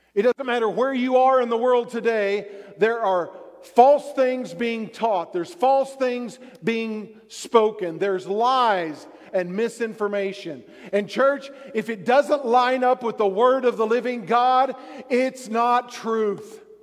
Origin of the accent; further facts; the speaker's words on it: Texas, United States; I like the Cowboys because I grew up in Texas.